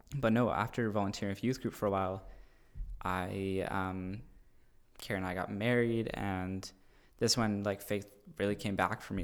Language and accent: English; Cambridge, Ontario, Canada; moved away as an adult; also born or lived in Guelph; now in Wainfleet, Canada; we both grew up in Cambridge